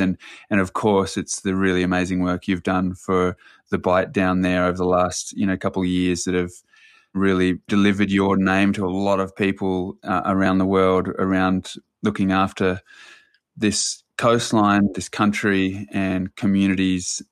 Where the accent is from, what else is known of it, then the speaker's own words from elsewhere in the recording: New Zealand; I was born in New Zealand